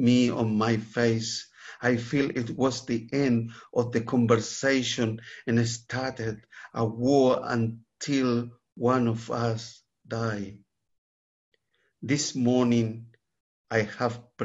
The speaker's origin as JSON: {"language": "English", "town": "Santiago", "region": "Santiago Metropolitan Region", "country": "Chile", "tie": "born or raised there", "moved": "yes", "said": "I grew up in Santiago, the capital of Chile."}